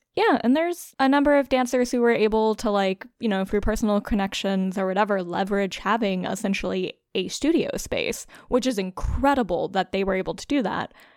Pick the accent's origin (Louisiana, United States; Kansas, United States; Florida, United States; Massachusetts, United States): Louisiana, United States; South; now in Brooklyn, United States; growing up in South Louisiana